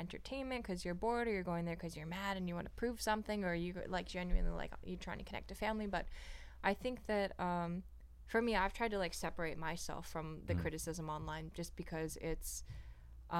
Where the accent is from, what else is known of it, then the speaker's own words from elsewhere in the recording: Hawaii, United States; my hometown in Hawaii